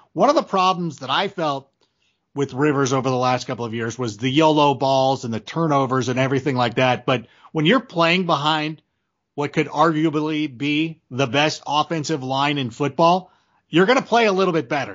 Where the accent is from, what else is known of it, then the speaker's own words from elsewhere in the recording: Schaumburg, Illinois, United States; moved away; also born or lived in Park Ridge, Illinois; I was born in Schaumburg, actually the hospital's in Park Ridge. But I, I lived in Schaumburg for a while